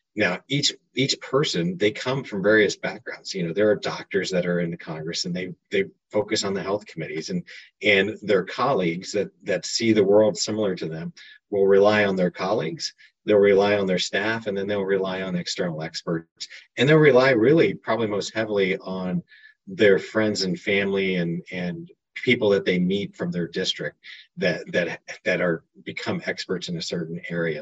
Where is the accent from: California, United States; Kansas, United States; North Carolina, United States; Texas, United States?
Kansas, United States; moved away as an adult; now in Washington, D.C., United States; I'm originally from Kansas.